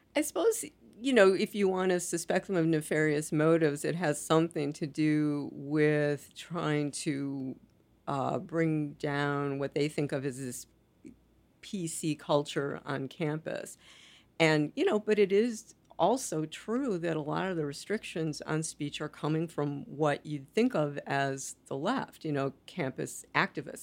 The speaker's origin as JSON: {"language": "English", "country": "United States", "said": "as an American"}